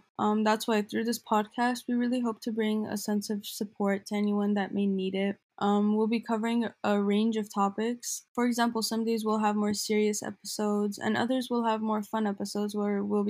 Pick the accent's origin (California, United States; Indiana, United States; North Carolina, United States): California, United States; Glendale; I'm Armenian. I was born in the land of my people, Glendale.